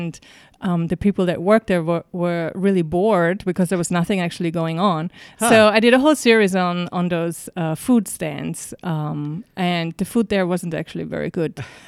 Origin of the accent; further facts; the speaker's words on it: Salzburg, Austria; moved away as an adult; also born or lived in Vienna; now in New York, United States; I grew up in Salzburg.